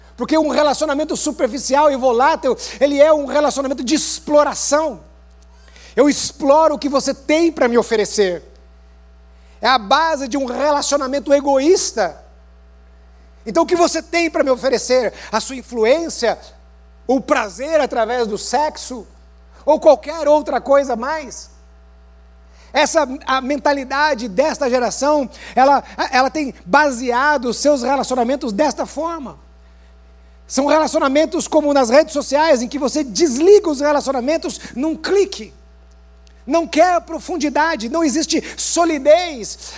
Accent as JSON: {"language": "Portuguese", "region": "Paraná", "country": "Brazil", "said": "como um bom paranaense"}